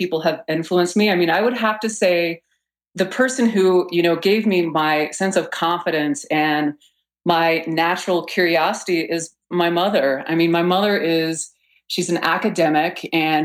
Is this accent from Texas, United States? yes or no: yes; Texas, United States; moved away; also born or lived in Boulder, Colorado; I was born in Texas and went to school in Boulder and, of course, never went back to Texas